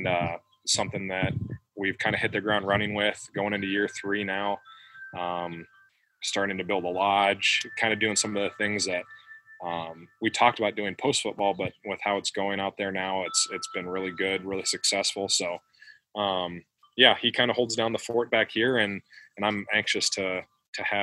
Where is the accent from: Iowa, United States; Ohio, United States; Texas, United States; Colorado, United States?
Iowa, United States; Williamsburg; also born or lived in Los Angeles area, California; We grew up in Williamsburg, so we've always wanted to settle down here